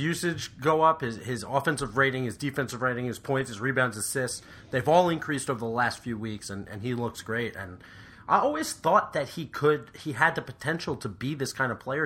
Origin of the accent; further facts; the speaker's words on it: West Orange, New Jersey, United States; he's from my hometown. So shout out to West Orange, New Jersey